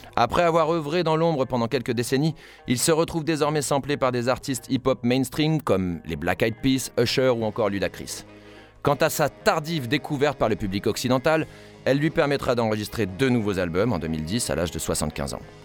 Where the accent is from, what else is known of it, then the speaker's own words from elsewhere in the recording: France; chez nous, en France